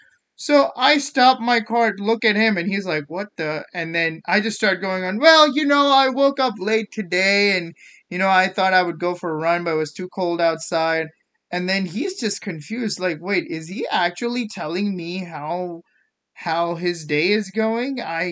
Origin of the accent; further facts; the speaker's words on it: India; English is a second language; yeah, that was something that I learned coming from India that was actually very eye-opening. So growing up in India, the schooling system was very competitive.